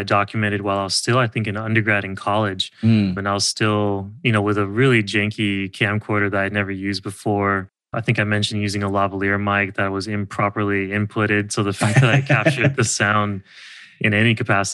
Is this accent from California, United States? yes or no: yes; California, United States; being a Californian